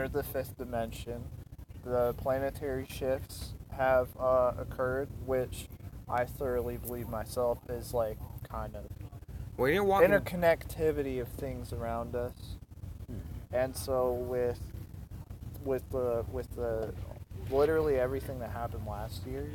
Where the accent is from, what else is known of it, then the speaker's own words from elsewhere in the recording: Mansfield, Ohio, United States; moved away; I grew up in Mansfield. I moved around a couple of times. I'm living in Mansfield again